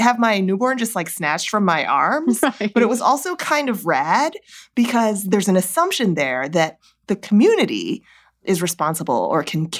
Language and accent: English; United States; also born or lived in Seoul, South Korea; I'm Chinese American and the Chinese are a little bit more of a communal society. And I lived in Seoul, South Korea, where my kids were born and lived there until the oldest one was 5.